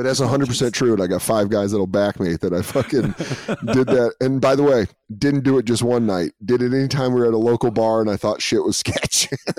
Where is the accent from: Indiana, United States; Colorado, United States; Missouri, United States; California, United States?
Colorado, United States; Denver; also born or lived in Aurora, Colorado; my whole dad's family's from San Francisco. I never lived there. And so I love this song is that I grew up in Denver loving the 49ers.